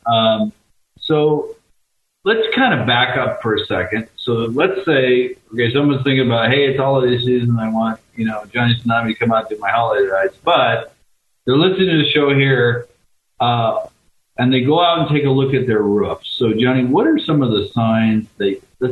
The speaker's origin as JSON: {"language": "English", "town": "Olympia", "region": "Washington", "country": "United States", "tie": "born or raised there", "said": "where I grew up in Olympia, we had some beautiful cedar trees"}